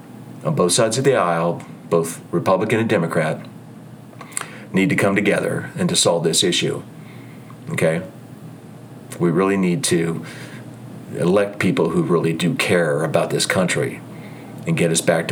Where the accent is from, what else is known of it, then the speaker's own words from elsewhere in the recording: Ohio, United States; also born or lived in New Jersey / California / Utah / Idaho; I lived in New Jersey for 32 years. I raised my kids there. I grew up in Ohio. I lived in California. I lived in Utah before. I've lived in Idaho.